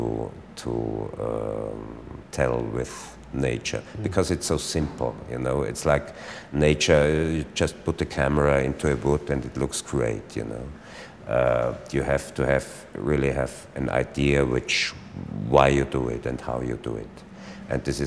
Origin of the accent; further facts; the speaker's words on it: Austria; first language German; English is a second language